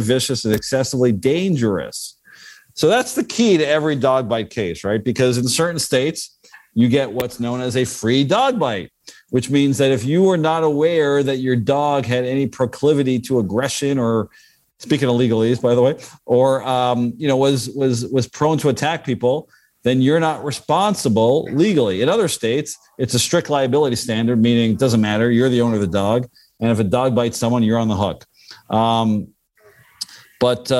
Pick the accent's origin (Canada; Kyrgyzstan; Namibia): Canada; as a Canadian